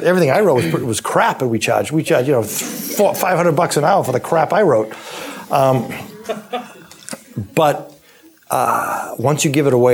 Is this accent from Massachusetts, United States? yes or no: yes; Weymouth, Massachusetts, United States; I ran for office in my hometown of Weymouth